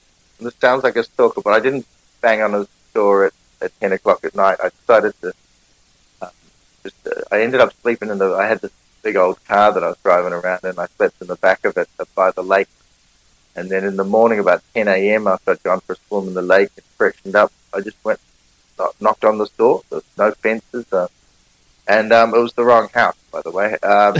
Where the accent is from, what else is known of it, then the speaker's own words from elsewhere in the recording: New Zealand; accent: Kiwi; Sat down at the bar, having my Kiwi accent